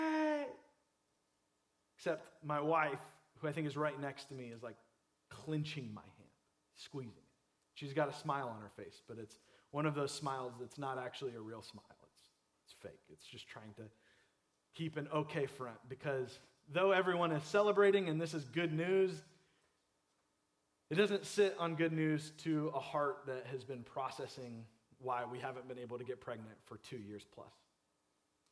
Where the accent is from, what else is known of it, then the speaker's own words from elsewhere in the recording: Clearwater, Florida, United States; I grew up in Clearwater area